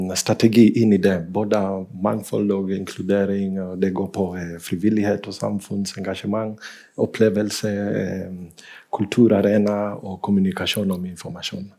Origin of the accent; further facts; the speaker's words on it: Kenya; now in Bergen, Norway; i Kenya, der jeg kommer fra